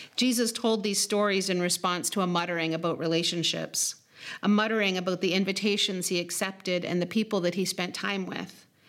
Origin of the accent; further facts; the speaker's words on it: Lac Seul First Nation, Niagara, Ontario, Canada; the places where I'm from, which would be Obishk, Okeng, the place of the White Pine Narrows, or Lac Seul First Nation, as well as Niagara